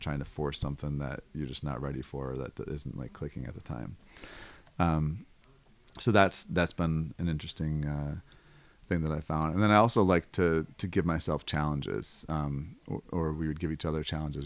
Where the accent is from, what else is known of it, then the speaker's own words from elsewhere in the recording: Buffalo, New York, United States; also born or lived in Los Angeles, California; now in Senoia, United States; I'm originally from Buffalo, New York